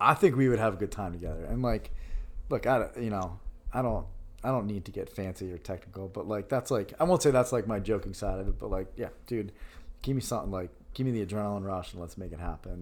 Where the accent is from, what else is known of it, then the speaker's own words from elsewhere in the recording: Yorktown, New York, United States; moved away as an adult; now in Philadelphia, United States; I'm a New Yorker. I'm proud of where I'm from, Yorktown, New York, Hudson Valley, New York